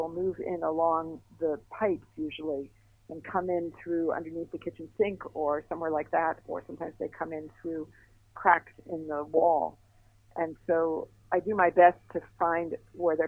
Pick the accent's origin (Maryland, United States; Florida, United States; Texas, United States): Florida, United States; Miami Beach; I grew up in Miami Beach